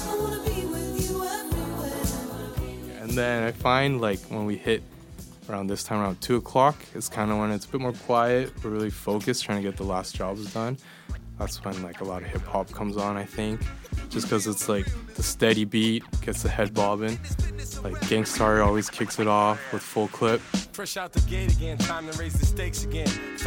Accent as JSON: {"language": "English", "town": "Edmonton", "region": "Alberta", "country": "Canada", "tie": "born or raised there", "moved": "as an adult", "lives_now": "Copenhagen, Denmark", "said": "born and raised in Edmonton, Alberta, in Canada"}